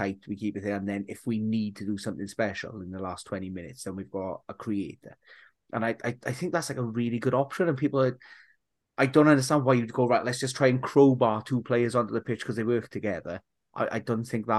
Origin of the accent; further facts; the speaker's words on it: Wales, United Kingdom; as a Welshman